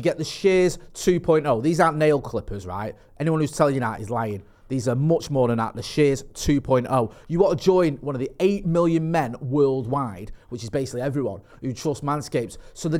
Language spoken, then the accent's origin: English; Eccles, North West England, United Kingdom; also born or lived in Stretford / Partington; I'm from Eccles. I've lived in Stretford. Yeah. I've lived in Stretford. I've lived in Ermsel. I've lived in Partington.